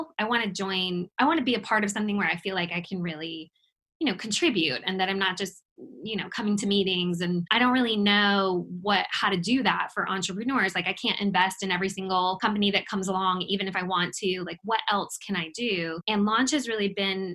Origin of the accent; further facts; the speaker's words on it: Oak Ridge, North Carolina, United States; also born or lived in Los Angeles; I grew up in Oak Ridge back when, Jonathan, sort of like you said, when that was like the country